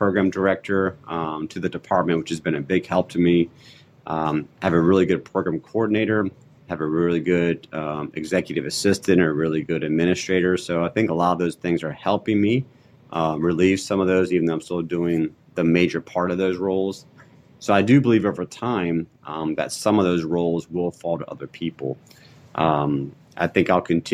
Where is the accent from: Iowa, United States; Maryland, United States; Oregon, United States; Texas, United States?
Maryland, United States; moved away as an adult; now in North Carolina, United States; where I grew up in Maryland